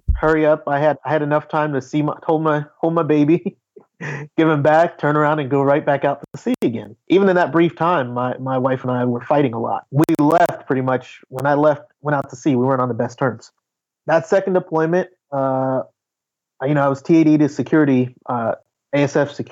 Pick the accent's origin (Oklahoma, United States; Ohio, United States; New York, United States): Ohio, United States; Cincinnati; moved away as an adult; also born or lived in Kentucky; I grew up in Cincinnati, what they call the Queen City, in Cincinnati, Ohio